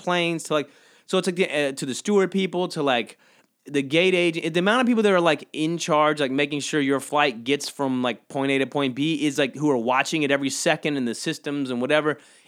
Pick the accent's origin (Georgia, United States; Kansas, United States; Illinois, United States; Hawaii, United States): Georgia, United States; But I think I hated it growing up because I grew up in South Georgia.